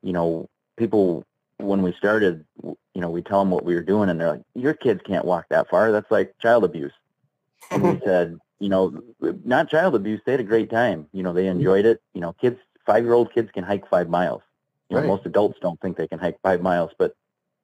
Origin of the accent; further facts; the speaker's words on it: Connecticut, United States; moved away; also born or lived in Maine; I'm originally from Connecticut. I grew up really close to the Tunxus Trail, which is a long distance